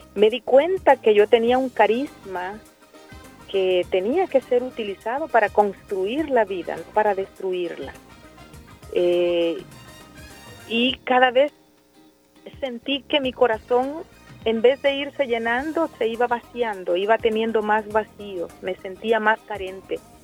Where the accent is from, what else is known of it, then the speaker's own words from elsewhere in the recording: El Salvador; cada salvadoreña y cada salvadoreño somos responsables de tener un país en mejores condiciones